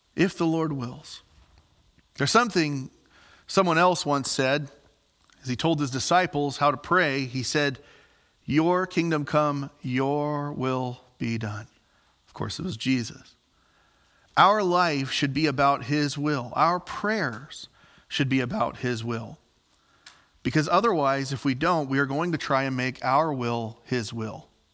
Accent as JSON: {"language": "English", "region": "Southern Illinois", "country": "United States", "also_born_or_lived": "Ellendale, North Dakota", "moved": "as an adult", "said": "I'm from Southern Illinois"}